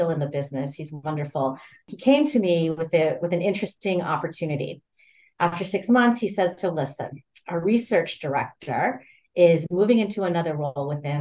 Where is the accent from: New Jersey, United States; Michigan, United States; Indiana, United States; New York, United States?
Indiana, United States; Fort Wayne; also born or lived in Ohio; I'm originally from the Midwest. I grew up in Fort Wayne, Indiana.